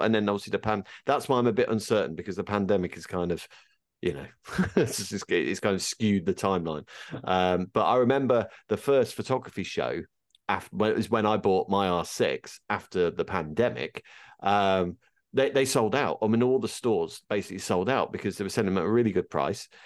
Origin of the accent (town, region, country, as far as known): United Kingdom